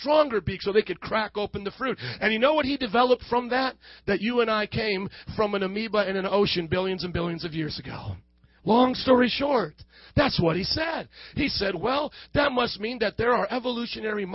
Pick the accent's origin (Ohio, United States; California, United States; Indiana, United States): Indiana, United States; moved away as an adult; also born or lived in New Orleans, Louisiana; I'm a male, and I was born in January 19th, 1995 in Indiana